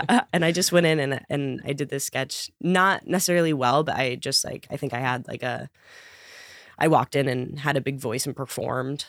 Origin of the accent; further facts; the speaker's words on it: Connecticut, United States; I grew up in Connecticut